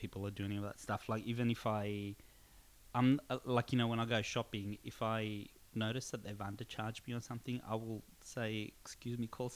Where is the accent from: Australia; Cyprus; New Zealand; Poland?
Cyprus; I grew up in Cyprus